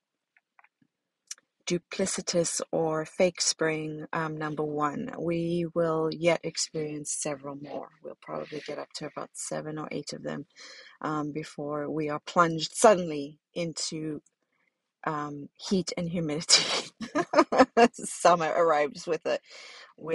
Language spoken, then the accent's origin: English; South Africa; now in Ohio, United States; my life growing up in South Africa